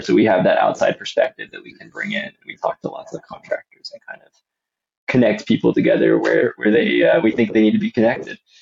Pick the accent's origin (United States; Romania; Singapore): United States; Austin, Texas; I grew up just outside of Austin, Texas, in the suburbs